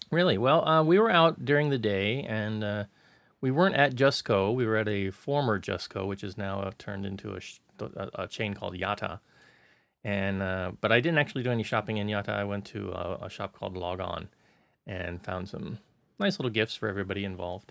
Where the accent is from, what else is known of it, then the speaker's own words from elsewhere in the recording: United States; now in Hong Kong; being an American